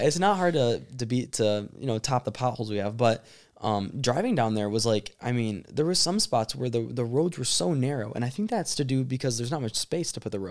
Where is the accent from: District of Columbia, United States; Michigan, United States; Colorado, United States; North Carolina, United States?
Michigan, United States; we're from Michigan